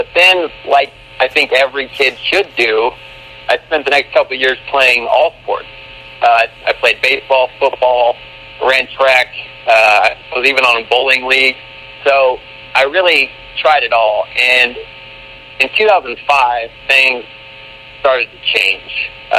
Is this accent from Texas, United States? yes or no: yes; Uvalde, Texas, United States; I'm from Uvalde, Texas, which may not sound like much of a place, but it's halfway between San Antonio and Mexico, and our claim to fame is that it's the hometown of Matthew McConaughey, which is about Texas as it gets. So, you know, that's where I grew up.